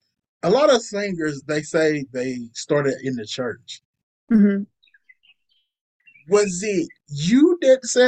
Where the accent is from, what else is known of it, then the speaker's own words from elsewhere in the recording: Kentucky, United States; I'm from Kentucky.